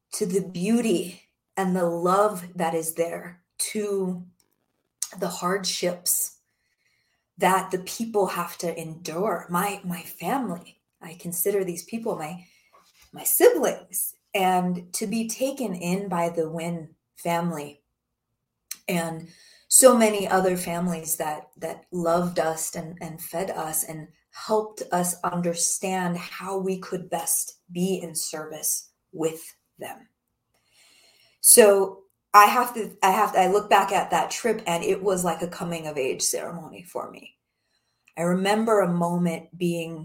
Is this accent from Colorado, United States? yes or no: yes; Denver, Colorado, United States; working in my home state in Denver, Colorado